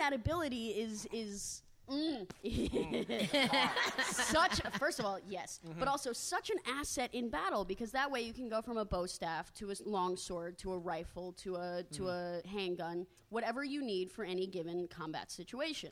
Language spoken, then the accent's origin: English; Georgia, United States; I am from Georgia.